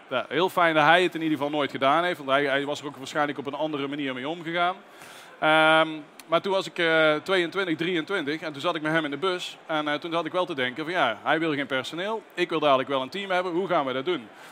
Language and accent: Dutch; North Brabant, Netherlands; bij ons in Brabant